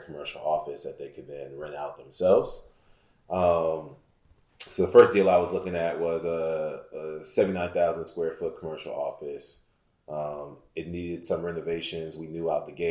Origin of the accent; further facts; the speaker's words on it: Houston, Texas, United States; Born and raised in Houston, both my parents straight from Nigeria